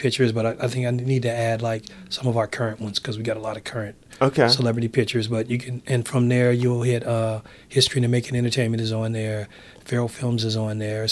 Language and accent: English; San Francisco, California, United States; I'm from San Francisco